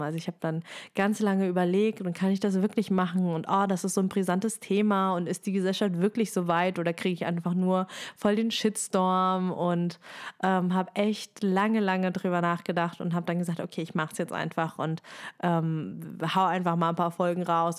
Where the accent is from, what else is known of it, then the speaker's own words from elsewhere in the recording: Germany; bei uns in Deutschland